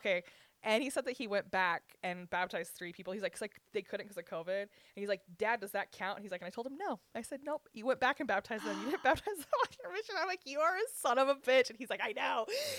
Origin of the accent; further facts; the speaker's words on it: Southern Utah, United States; also born or lived in Panguitch / Richfield; I'm like Southern Utah.